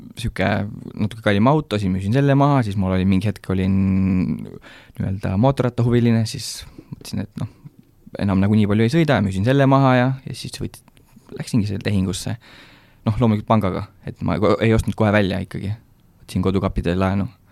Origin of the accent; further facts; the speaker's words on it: Rakvere, Lääne-Viru County, Estonia; now in Kunda, Estonia; ma ise olen tegelikult äh, Rakverest pärit